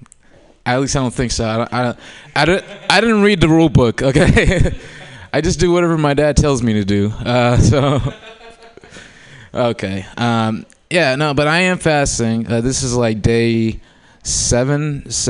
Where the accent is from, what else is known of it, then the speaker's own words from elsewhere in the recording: Oakland, California, United States; also born or lived in Humboldt County; I was born and raised in Oakland before it was gluten-free.